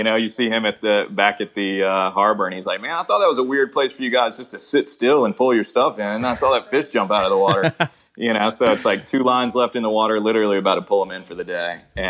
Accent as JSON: {"language": "English", "region": "East Coast", "country": "United States", "tie": "born or raised there", "said": "it's like that's a part that was such a trip to me is moving out there from growing up on the East Coast."}